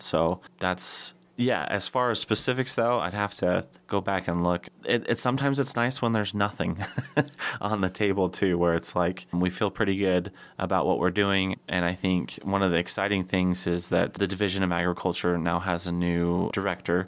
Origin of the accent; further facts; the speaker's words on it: Soldotna, Alaska, United States; as a kid growing up in Soldotna